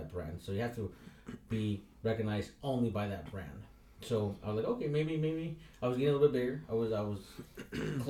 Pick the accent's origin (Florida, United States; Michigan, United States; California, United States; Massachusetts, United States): California, United States; San Diego; I grew up in San Ysidro, and I was a welfare kid